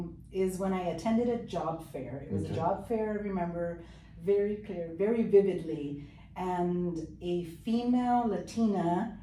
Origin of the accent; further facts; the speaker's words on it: Chula Vista, California, United States; first language Spanish; English is a second language; I grew up actually in Chula Vista, here in the city. Not left. Born here, raised here, and still here.